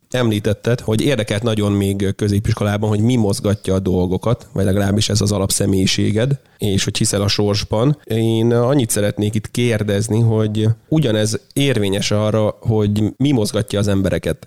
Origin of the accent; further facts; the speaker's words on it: Tiszacsege, Hajdú-Bihar, Hungary; moved away; én vidékről jövök, tehát Tiszacsegéről